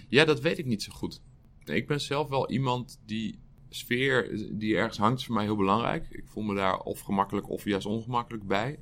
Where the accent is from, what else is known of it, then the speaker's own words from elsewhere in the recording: Utrecht, Netherlands; Ik ben geboren en getogen in Utrecht